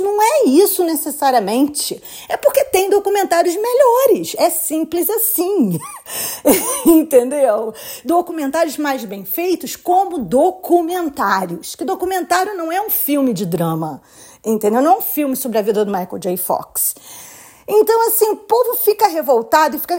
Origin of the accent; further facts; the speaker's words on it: Brazil; now in United States; Eu também vim do Brasil, eu também vim de uma outra cultura